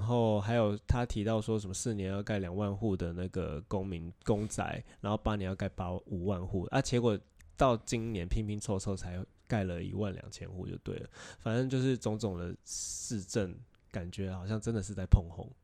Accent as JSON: {"language": "Chinese", "country": "Taiwan", "tie": "born or raised there", "said": "我们在台湾长大的小孩"}